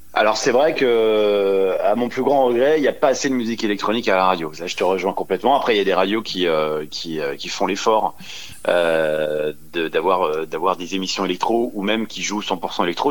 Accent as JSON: {"language": "French", "town": "Dijon", "region": "Bourgogne-Franche-Comté", "country": "France", "tie": "born or raised there", "moved": "as an adult", "lives_now": "Paris, France", "said": "je suis né à Dijon, mais j'habite Paris depuis, oh là là, très longtemps"}